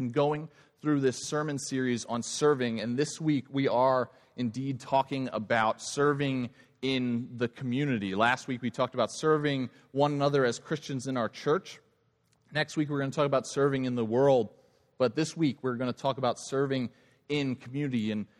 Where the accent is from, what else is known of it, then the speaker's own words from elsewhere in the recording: Long Island, New York, United States; I grew up in Long Island, New York. I say some words funny.